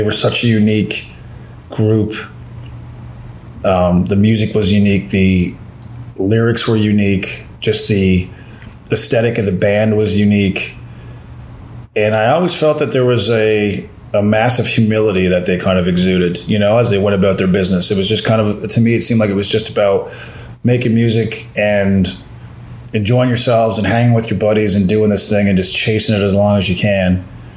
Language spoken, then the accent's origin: English; Corner Brook, Newfoundland and Labrador, Canada; also born or lived in St. John's, Newfoundland; My hometown, Cornerbrook, the old arena there, Humber Gardens, is now a grocery store